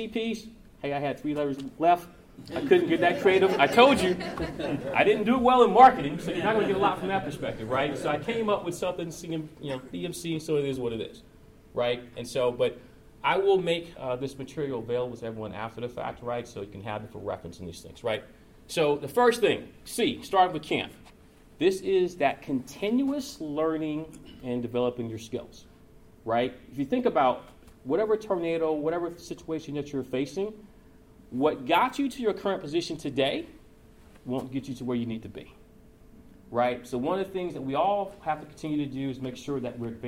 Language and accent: English; Georgia, United States; moved away as an adult; also born or lived in Chicago; now in Louisville, United States; I'm originally from Georgia, so I have thin blood, thin skin